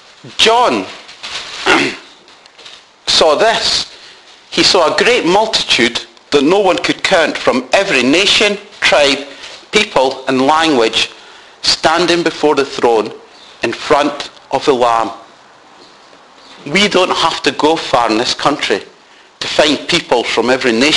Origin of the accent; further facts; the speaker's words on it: Scotland, United Kingdom; now in Doncaster, United Kingdom; being brought up as a Scotsman